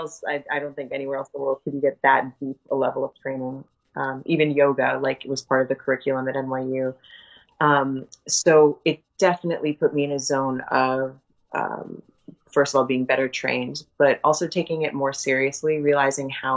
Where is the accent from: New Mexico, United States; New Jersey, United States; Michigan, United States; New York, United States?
New York, United States; I'm also from New York